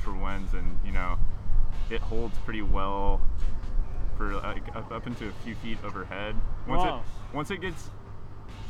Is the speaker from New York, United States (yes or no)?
no; Corpus Christi, Texas, United States; moved away as an adult; also born or lived in Austin, Texas; I'm from Corpus Christi, Texas. I lived there 18 years, and that's where I learned how to surf.